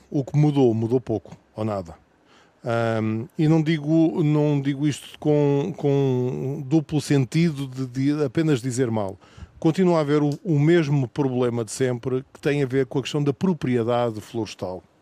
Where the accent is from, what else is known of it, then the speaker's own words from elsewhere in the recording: Pampilhosa da Serra, Coimbra District, Portugal; A Pampilhosa não é por acaso que se chama da Serra, é porque de facto somos da Serra.